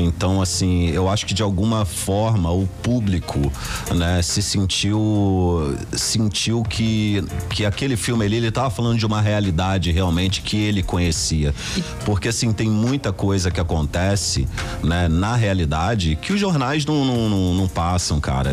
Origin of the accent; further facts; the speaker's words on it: Rio de Janeiro, Brazil; eu na época morava na Vila Kennedy, né? na favela da Metral, onde eu fui criado.